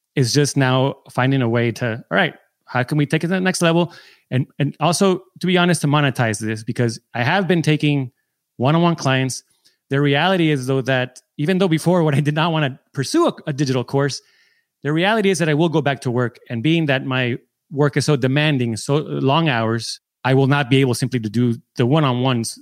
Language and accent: English; San Diego, California, United States; I'm from San Diego.